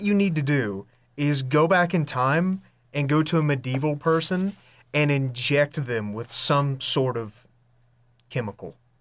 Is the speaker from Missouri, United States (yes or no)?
no; Hudson, North Carolina, United States; moved away as an adult; now in Boone, United States; I'm from Hudson